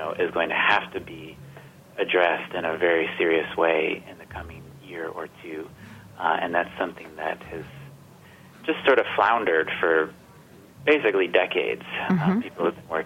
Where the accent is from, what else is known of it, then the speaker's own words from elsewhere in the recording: Georgia, United States; I grew up in Georgia, where Sonny Perdue was governor